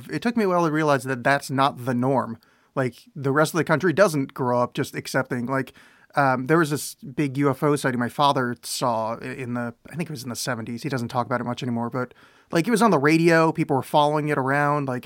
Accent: northern New Jersey, United States; now in Portland, United States; I'm from northern New Jersey originally

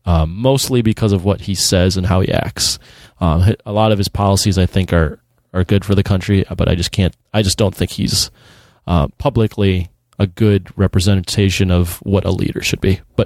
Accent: Philippines; just being Filipino, the way the Japanese treated our people in World War II

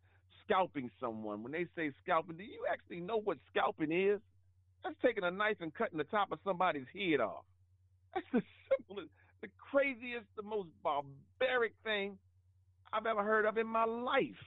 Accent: United States; we, as American Africans

